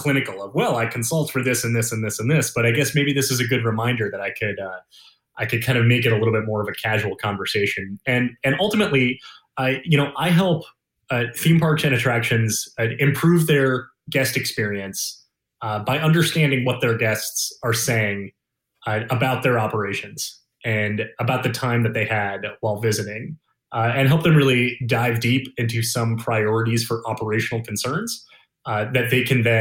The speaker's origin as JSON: {"language": "English", "town": "Detroit", "region": "Michigan", "country": "United States", "tie": "born or raised there", "also_born_or_lived": "Sandusky, Ohio / Orlando, Florida", "moved": "as an adult", "said": "I grew up outside Detroit, Michigan"}